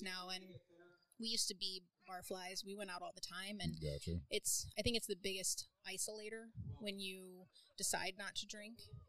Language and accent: English; Colorado, United States; now in Sioux Falls, United States; I'm originally from Colorado